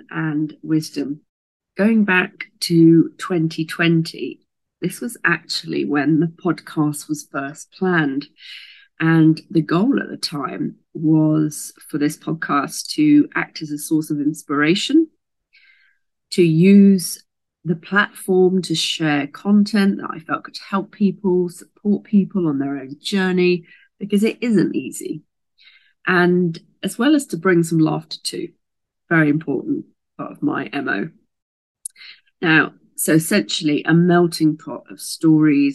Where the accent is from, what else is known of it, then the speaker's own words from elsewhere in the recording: Southampton, South East England, United Kingdom; moved away as an adult; also born or lived in America; I was born in Southampton in Hampshire in England in the UK